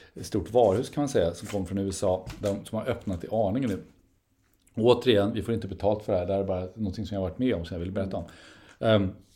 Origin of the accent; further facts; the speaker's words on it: Sweden; vi är särskilt annorlunda svenskar